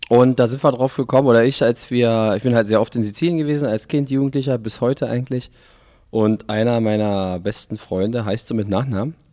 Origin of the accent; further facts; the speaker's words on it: Berlin, Germany; accent: Berlin dialect; first language Berlin dialect; Ich bin in Westberlin geboren. Und dann aufgewachsen? Und dann aufgewachsen in Westberlin. Ah und dann auch äh, in Westberlin geblieben. Aber ich sehe mich trotzdem nie als Westberliner, sondern als Berliner.